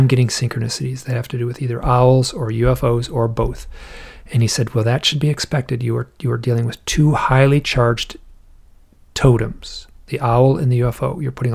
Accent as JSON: {"language": "English", "region": "Michigan", "country": "United States", "said": "I'm from Michigan."}